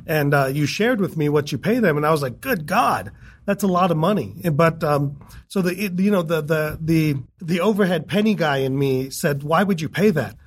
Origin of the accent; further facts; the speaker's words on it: United States; I'm American